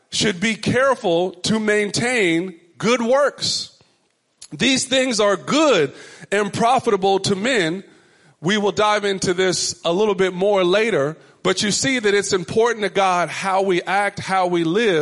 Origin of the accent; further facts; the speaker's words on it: Richardson, Texas, United States; my mother's home growing up in Richardson, Texas